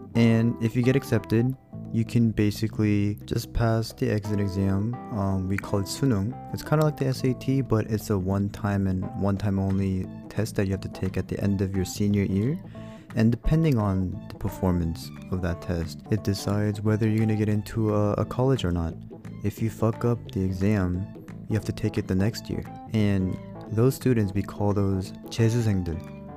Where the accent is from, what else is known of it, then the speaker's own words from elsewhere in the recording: United States; moved away; also born or lived in Korea; I was born and raised in America